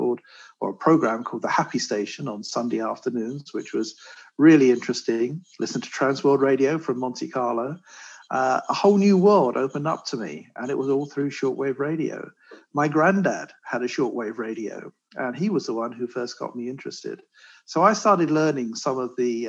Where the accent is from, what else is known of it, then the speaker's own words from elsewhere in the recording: London, United Kingdom; now in California, United States; you can probably tell from my accent, I'm not a California native here. I was born and raised in London, England